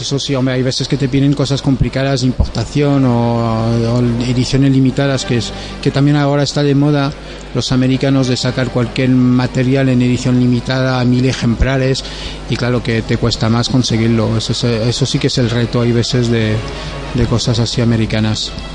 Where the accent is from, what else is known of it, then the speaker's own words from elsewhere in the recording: France; Spanish is a second language; now in Alicante, Spain; ya lo notarás con el acento que no soy de, España y vamos, soy francés